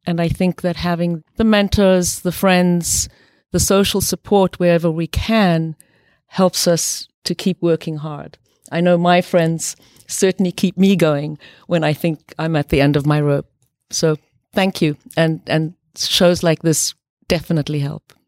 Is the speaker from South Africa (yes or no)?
yes; South Africa; moved away; I grew up partly in South Africa during the very evil uh, system of apartheid